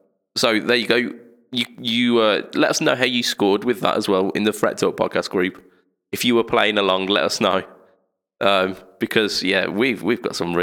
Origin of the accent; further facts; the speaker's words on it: United Kingdom; as British people